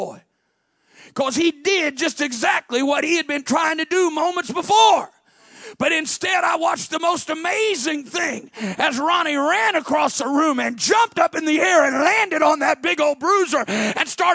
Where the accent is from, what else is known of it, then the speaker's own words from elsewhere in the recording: southern Illinois, United States; moved away; I was in a small school in southern Illinois there, and there were 34 kids in my graduating class